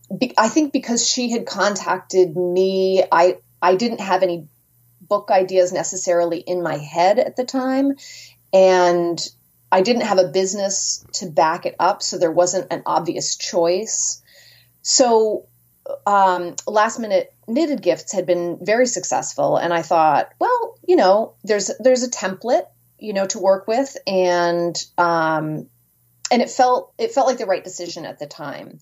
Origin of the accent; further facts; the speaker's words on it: Merrimack, New Hampshire, United States; now in Rhode Island, United States; I grew up in Merrimack, New Hampshire